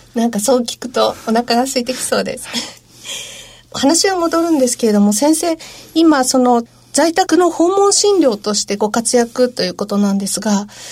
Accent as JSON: {"language": "Japanese", "town": "Sendai", "region": "Miyagi", "country": "Japan", "tie": "born or raised there", "said": "私自身は仙台生まれの仙台育ち"}